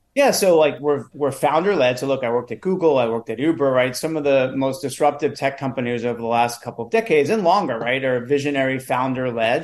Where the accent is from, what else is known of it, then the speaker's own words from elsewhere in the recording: New York City, New York, United States; a, kid who wanted to be an actor as uh, well, growing up in New York City